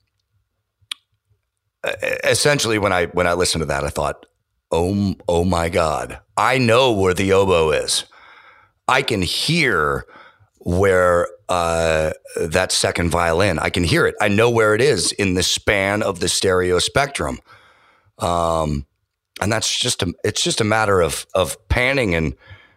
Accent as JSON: {"language": "English", "area": "San Francisco Bay Area", "region": "California", "country": "United States", "tie": "born or raised there", "said": "I grew up on FM radio in the San Francisco Bay Area"}